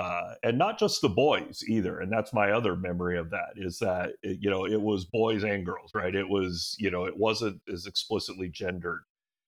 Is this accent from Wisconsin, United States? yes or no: no; Hawaii, United States; that's how I became a Cleveland sports fan as a kid growing up in Hawaii